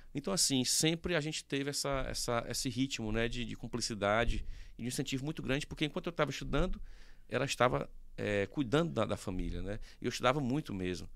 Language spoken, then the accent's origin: Portuguese; Teresina, Piauí, Brazil; Nasci aqui, né, sempre morei aqui